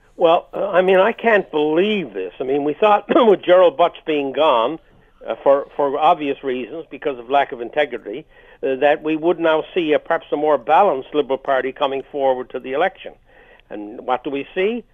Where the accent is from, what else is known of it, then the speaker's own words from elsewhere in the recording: Canada; as a Canadian who pays his taxes regularly to all three levels of government